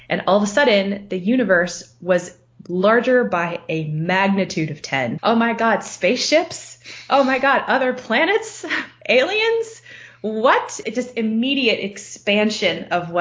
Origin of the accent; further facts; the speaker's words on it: Maryland, United States; moved away; I grew up in Maryland